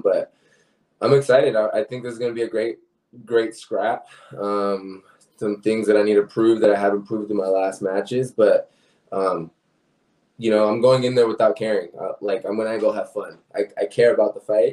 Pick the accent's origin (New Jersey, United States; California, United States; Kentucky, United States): New Jersey, United States; Penns Grove; moved away; also born or lived in Puerto Rico (ancestry); I'm from Pensgrove, New Jersey, actually. So I visit over there. My family's over there